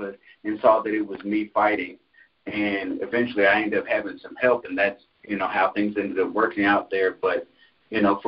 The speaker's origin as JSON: {"language": "English", "town": "Concord", "region": "North Carolina", "country": "United States", "tie": "born or raised there", "also_born_or_lived": "Jackson, Michigan", "said": "I'm originally from Jackson, Michigan, but I grew up in Concord, North Carolina."}